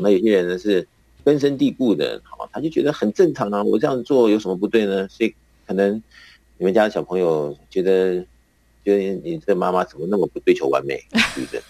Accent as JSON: {"language": "Chinese", "country": "Taiwan", "said": "我们台湾的男生啊，那个出了校门以后就要这个服兵役"}